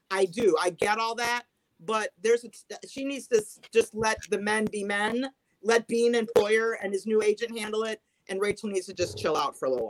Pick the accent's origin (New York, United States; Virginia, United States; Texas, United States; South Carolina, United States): New York, United States; Long Island; I'm from Long Island.